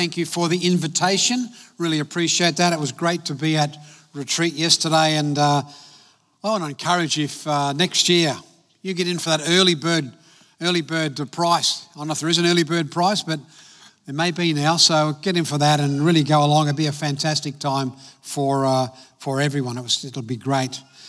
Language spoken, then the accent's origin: English; Adelaide, South Australia, Australia; also born or lived in Belfast, Northern Ireland; I grew up in Adelaide, came out from Ireland, from Belfast, when I was 9 years of age, and went to school in Elizabeth in South Australia.